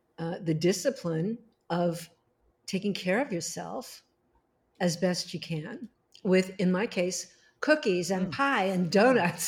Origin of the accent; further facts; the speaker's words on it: Los Angeles, California, United States; I was born there in Hollywood